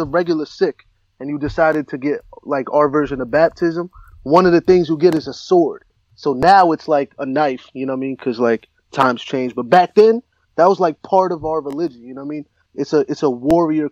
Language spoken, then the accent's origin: English; New Jersey, United States